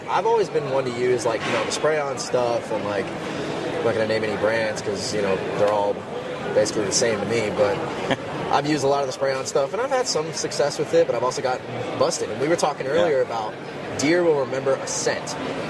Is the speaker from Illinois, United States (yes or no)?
yes; Illinois, United States; Right outside of Chicago.